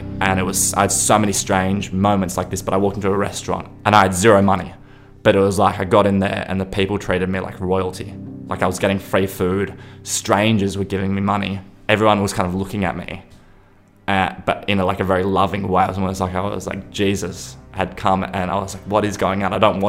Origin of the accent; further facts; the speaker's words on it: Kodaikanal, Tamil Nadu, India; now in Australia; I need to get a flight to Delhi from the closest airport. I'm from Kodaikanal.